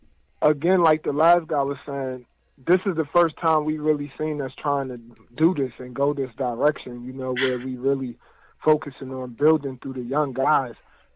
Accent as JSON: {"language": "English", "town": "New York City", "region": "New York", "country": "United States", "moved": "yes", "lives_now": "North Carolina, United States", "said": "I'm originally from Brooklyn, but I'm out here in North Carolina now."}